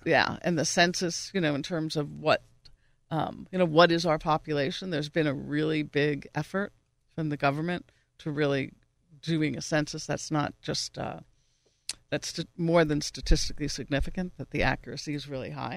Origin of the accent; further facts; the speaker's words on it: New York, United States; now in Pittsburgh, United States; I'm originally from New York. I haven't lived there in a long time